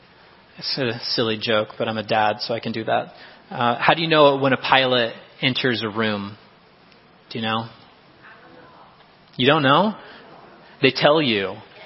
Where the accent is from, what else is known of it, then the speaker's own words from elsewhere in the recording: Iowa, United States; You know, I'm from Iowa. I'm sorry. I don't have Missouri's comparison here.